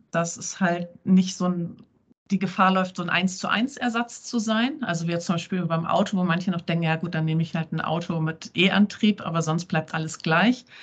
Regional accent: Bremen, Germany; born there; Da kommt die gebürtige Bremerin raus, ne?

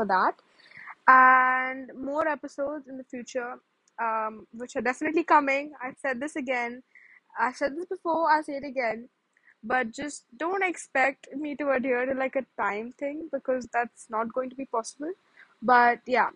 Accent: India; I'm an Indian

